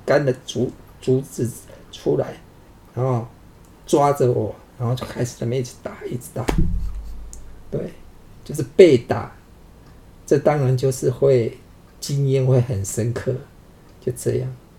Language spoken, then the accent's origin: Chinese; Pingtung County, Taiwan; 我们屏东那边